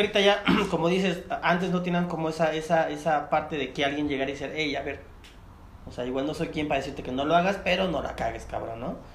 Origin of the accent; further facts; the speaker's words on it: Chiapas, Mexico; yo soy de Chiapas